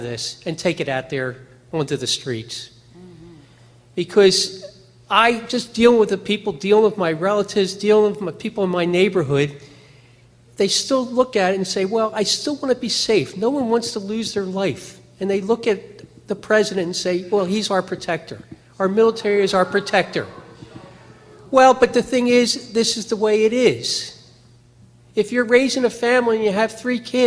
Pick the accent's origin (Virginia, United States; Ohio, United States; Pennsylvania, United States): Pennsylvania, United States; Oreland; I'm from Orland, Pennsylvania